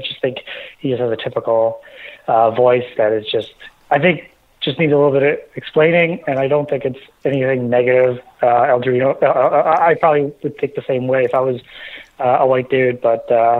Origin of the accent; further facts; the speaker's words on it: Toronto, Ontario, Canada; also born or lived in Mumbai, India; I'm from Toronto, the city near it.